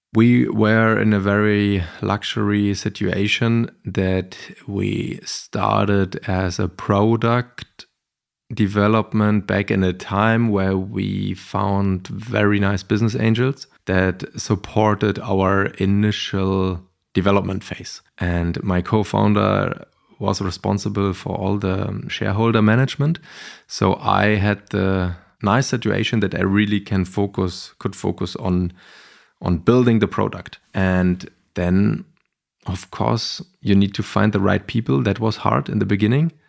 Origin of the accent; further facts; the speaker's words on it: Berlin, Germany; I grew up in Berlin-Kreuzberg